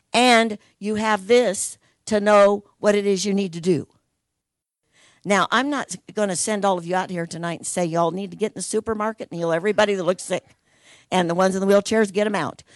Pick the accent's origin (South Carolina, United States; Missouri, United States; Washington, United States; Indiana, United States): Indiana, United States; Logansport; in Logansport, where I'm from, the city of Logansport gave them a school building and they just started Heartland in Logansport, my hometown